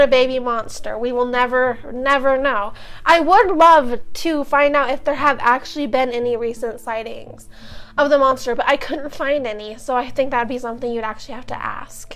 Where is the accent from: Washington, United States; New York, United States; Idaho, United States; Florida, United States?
Idaho, United States; we're from Idaho